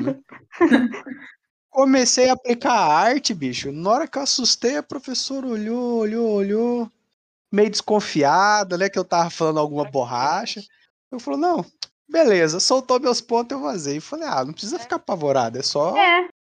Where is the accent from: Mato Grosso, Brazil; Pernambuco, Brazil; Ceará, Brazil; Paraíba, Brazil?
Mato Grosso, Brazil; now in Paraguay; nós somos do Mato Grosso